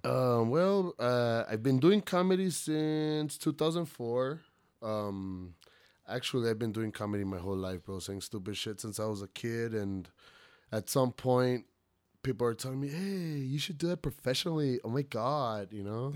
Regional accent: El Paso, Texas, United States; I'm, I'm from Central El Paso, you know, born and raised.

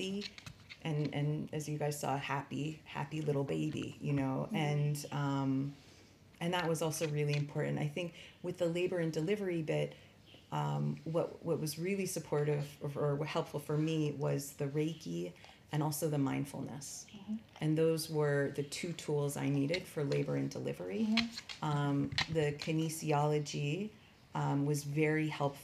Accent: United States; as an American

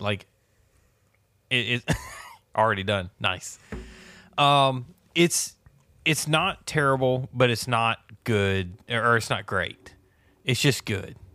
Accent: the South, United States; Growing up in the South

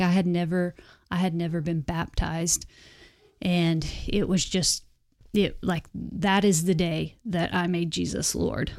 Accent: Elk City, Oklahoma, United States; also born or lived in Wellston, Oklahoma; I was born and raised in Western Oklahoma

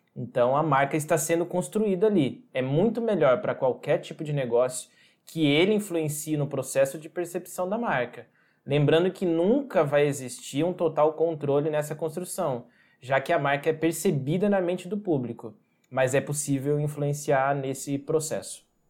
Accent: Santa Cruz do Rio Pardo, São Paulo, Brazil; eu sou do interior do estado de São Paulo, na cidade de Santa Cruz do Rio Pardo.

